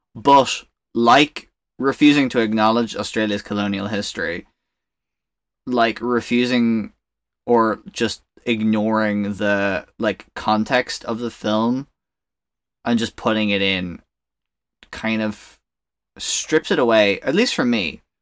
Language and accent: English; Ireland; growing up in Ireland